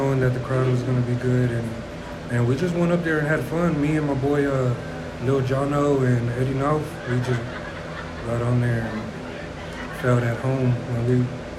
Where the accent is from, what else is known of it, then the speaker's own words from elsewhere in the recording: Freeport, Texas, United States; I'm from Freeport, Texas